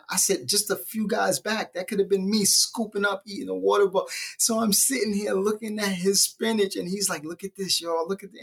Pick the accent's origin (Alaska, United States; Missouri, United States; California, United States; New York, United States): New York, United States; New York City; So I'm from Brooklyn, um, and I was born in Bedford Stuyvesant.